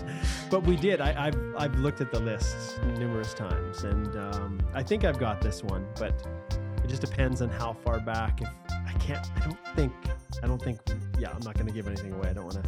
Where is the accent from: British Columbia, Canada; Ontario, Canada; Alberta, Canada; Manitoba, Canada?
Alberta, Canada; Vulcan; I was from Vulcan. Well, those of you who are unaware of the geography in Alberta, Vulcan, Alberta is a small little, a little rural town.